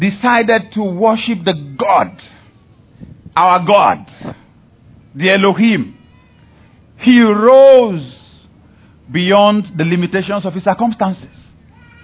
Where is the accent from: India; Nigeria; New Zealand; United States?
Nigeria; I am a Nigerian